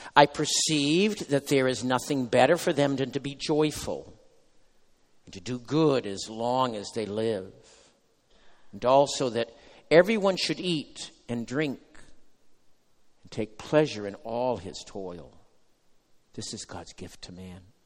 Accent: United States; as an American now

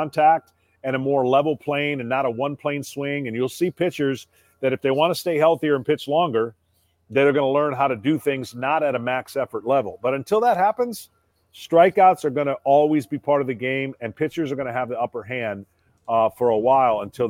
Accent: Michigan, United States; moved away as an adult; also born or lived in Atlanta; I grew up in Michigan

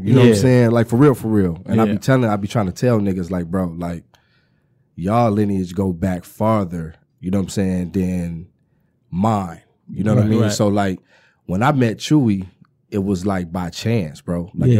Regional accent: United States; So started in the Gardens, you know what I'm saying, on Pierce. Then we moved across the Ave on Eastwood.

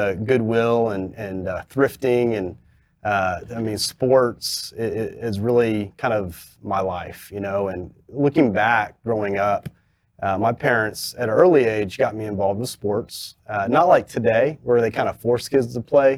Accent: Fort Worth, Texas, United States; I grew up in South Fort Worth

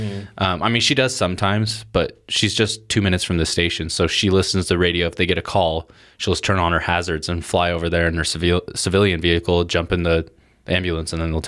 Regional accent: Portland, United States; I grew up in Portland, and there's people that grow up

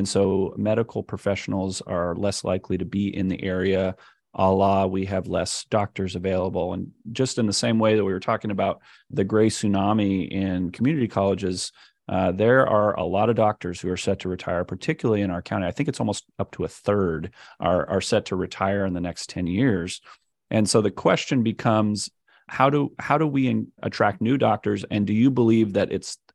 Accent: Central Valley, California, United States; moved away as an adult; also born or lived in San Francisco / Los Angeles; now in Fresno, United States; I had spent my adolescent years in the Central Valley

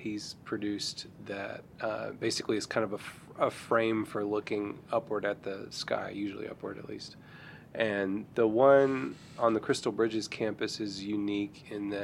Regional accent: Fort Smith, Arkansas, United States; I grew up in Arkansas. I grew up in Fort Smith

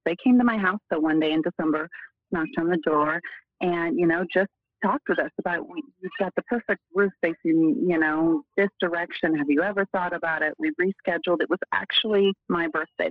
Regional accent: Oregon, United States; moved away as an adult; now in Arizona, United States; I I'm from Oregon originally. I've been in Arizona for almost 15 years

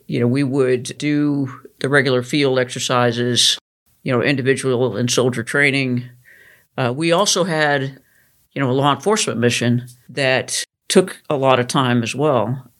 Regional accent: Idaho, United States; I grew up in Idaho

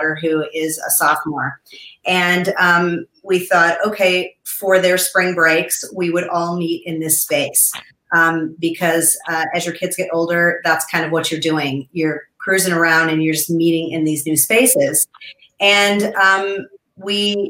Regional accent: Colorado, United States; we're from Colorado

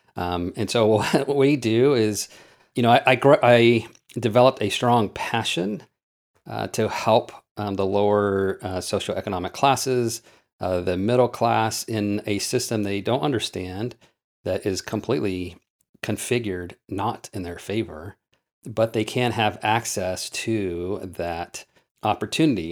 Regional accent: Oklahoma, United States; I grew up in Oklahoma dirt poor.

